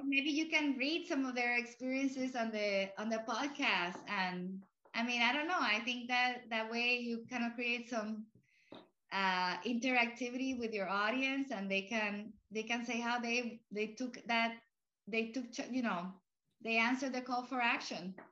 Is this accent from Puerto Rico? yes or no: yes; Puerto Rico; first language Spanish; English is a second language; also born or lived in Cuba / Florida; now in Arlington, United States; I grew up in Puerto Rico where Spanish was my first language.